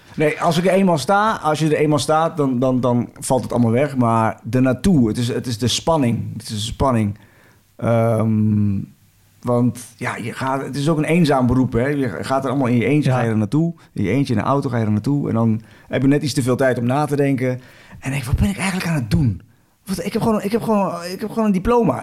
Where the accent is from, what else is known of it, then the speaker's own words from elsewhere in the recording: 's-Hertogenbosch, North Brabant, Netherlands; ik kom uit Den bos